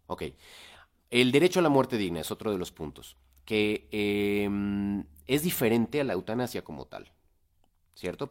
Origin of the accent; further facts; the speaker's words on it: Chilango, Mexico City, Mexico; como chilangos deberíamos saber